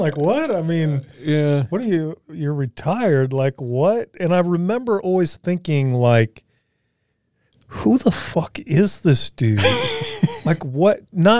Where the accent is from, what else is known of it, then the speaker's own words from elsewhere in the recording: Louisiana, United States; Because I'm from Louisiana and I don't really want to speed anyway.